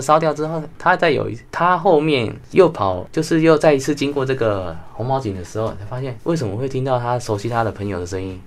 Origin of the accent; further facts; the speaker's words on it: Taiwan; 我们台湾人叫做模型啊